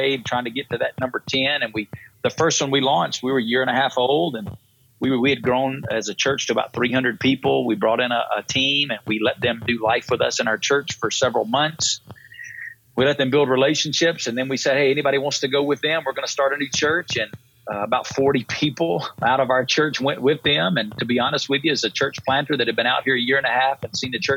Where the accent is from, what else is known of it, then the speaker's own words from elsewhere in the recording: North Alabama, United States; moved away as an adult; now in Las Vegas, United States; I grew up in North Alabama.